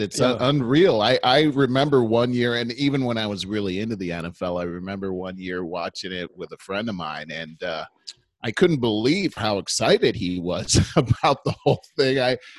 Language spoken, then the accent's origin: English; Cleveland, Ohio, United States; because we're both from Cleveland.